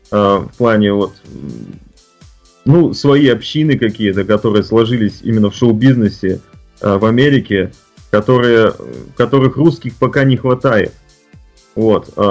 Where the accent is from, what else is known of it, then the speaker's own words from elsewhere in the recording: Russia; born there; moved away; как человек, который приехал из России, который нес вот это зерно, э, и то, что я э, горд тем, что я родился в России